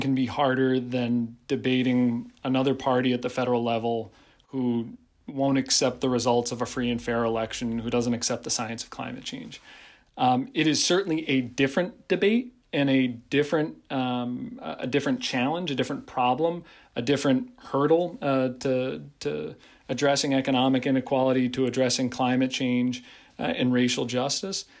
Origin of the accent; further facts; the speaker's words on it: Pittsfield, Massachusetts, United States; my hometown